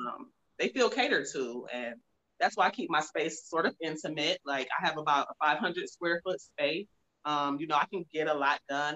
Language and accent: English; Cleveland, Ohio, United States; now in Phoenix, United States; I'm actually from Cleveland, Ohio